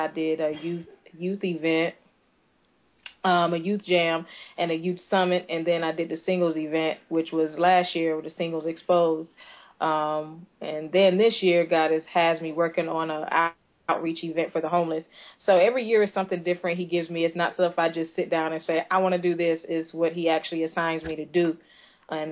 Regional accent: Tampa, Florida, United States; also born or lived in Fort Walton Beach, Florida; I'm originally from Tampa, Florida. I moved from here when I was about 12 years old to the panhandle, to a city called Fort Walton Beach

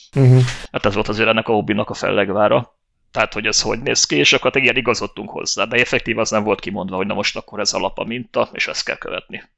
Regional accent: Hungary; Most magyarok vagyunk

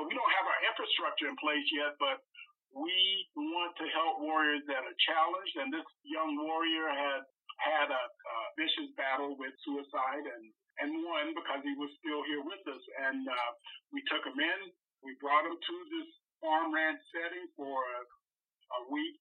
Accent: North Carolina, United States; moved away; I'm originally from North Carolina, and I came up here in the big oil boom

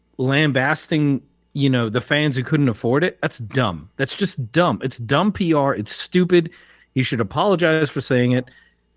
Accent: United States; Yes, because I'm an American.

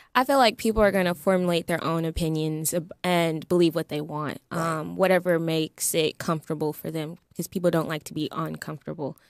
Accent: Texas, United States; also born or lived in California; now in Los Angeles, United States; I was born in California, so you know, but we lived in Texas

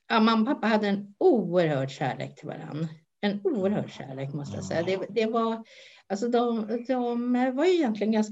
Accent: Stockholm, Stockholm County, Sweden; jag är född i Stockholm

